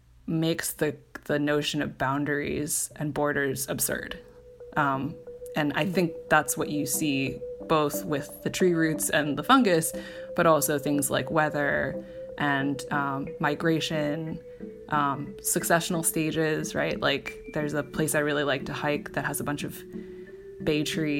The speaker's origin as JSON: {"language": "English", "town": "Cupertino", "region": "California", "country": "United States", "tie": "born or raised there", "said": "growing up in the Bay Area"}